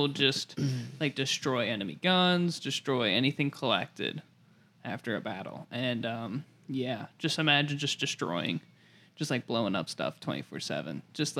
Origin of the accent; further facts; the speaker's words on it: United States; as an American